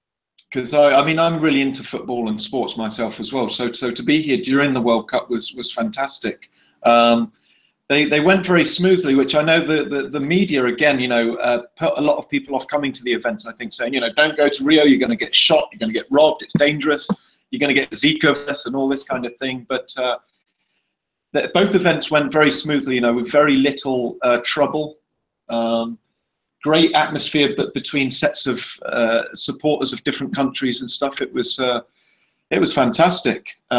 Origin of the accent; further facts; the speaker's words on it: England, United Kingdom; now in Brazil; I took a trip back to England for Christmas 2.5 years ago. And whilst I was in my hometown, a good friend of mine suggested to me, why don't you set up a project in the favela?